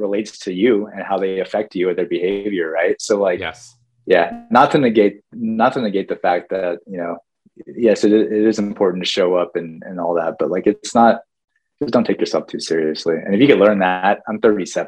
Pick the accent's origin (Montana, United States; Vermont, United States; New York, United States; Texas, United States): Montana, United States; Whitefish; moved away; Glacier National Park, for most of my childhood, was like my backyard.